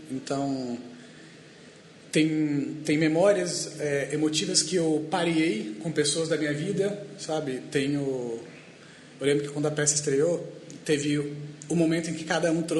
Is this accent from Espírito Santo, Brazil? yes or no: yes; Espírito Santo, Brazil; moved away; Eu sou do Espírito Santo, é um lugar bem, bem pequeno.